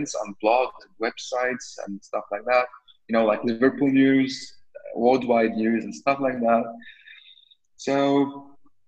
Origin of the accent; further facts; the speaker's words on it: Beirut, Beirut Governorate, Lebanon; I was born in Beirut, Lebanon. I'm a Lebanese citizen.